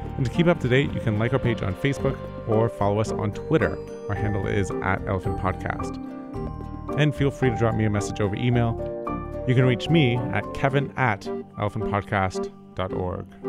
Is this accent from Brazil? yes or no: no; Canada; I'm Canadian